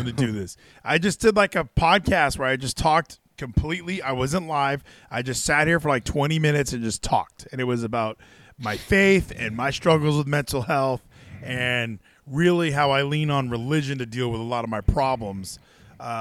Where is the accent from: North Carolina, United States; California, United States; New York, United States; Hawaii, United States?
Hawaii, United States; I'm from Hawaii